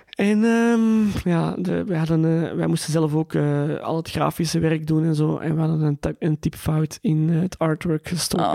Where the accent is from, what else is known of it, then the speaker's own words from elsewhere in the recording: Antwerp, Flanders, Belgium; Ik ben geboren in Tora in Antwerpen.